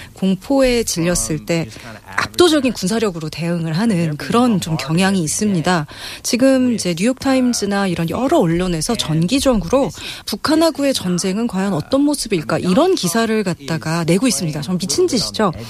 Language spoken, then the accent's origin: Korean; United States; Korean is a second language; also born or lived in South Korea / China; now in Seoul, South Korea